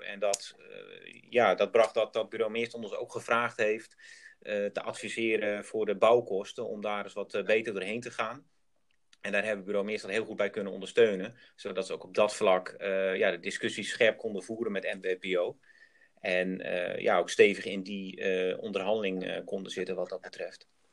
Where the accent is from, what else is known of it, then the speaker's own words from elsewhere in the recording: Groningen, Netherlands; ben ik ook geboren en getogen Groningen